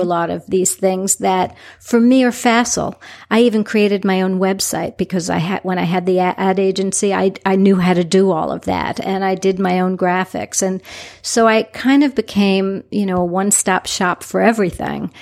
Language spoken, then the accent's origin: English; New York City, New York, United States; now in Southwest Florida, United States; I'm originally from New York City